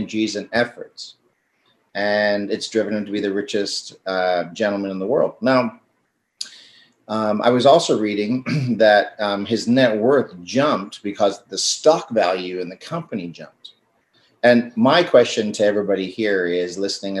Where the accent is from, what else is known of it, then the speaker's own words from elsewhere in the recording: South Africa; I'm South African